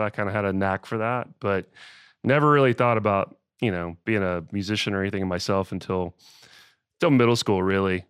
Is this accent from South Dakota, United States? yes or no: no; Austell, Georgia, United States; I grew up in Georgia, uh, a little town called Austell, which is right, right outside of Atlanta